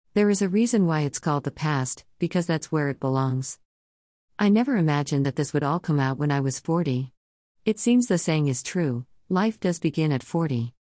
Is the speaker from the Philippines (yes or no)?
yes; Surigao City, Caraga, Philippines; we lived on a small island near my hometown of Surigao City in the Philippines